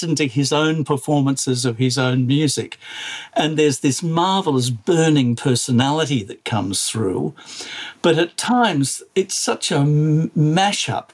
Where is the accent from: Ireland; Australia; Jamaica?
Australia; I am Australian.